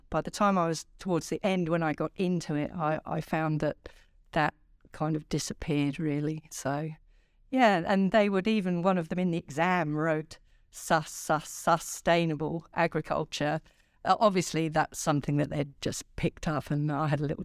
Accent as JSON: {"language": "English", "region": "England", "country": "United Kingdom", "tie": "born or raised there", "also_born_or_lived": "London / Singapore", "said": "I was born in London, so really in the south of England, and uh, shortly after that, my father was posted to Singapore. So I spent uh, the first probably four or five years of my childhood in in Singapore"}